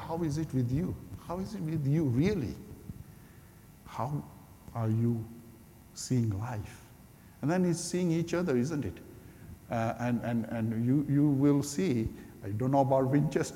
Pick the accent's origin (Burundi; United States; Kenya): Kenya; moved away as an adult; I'm Kenyan-born Indian. Gujarati Hindu background believer. And I became believer in Kenya some almost 40 years ago. And I followed Jesus and then I came here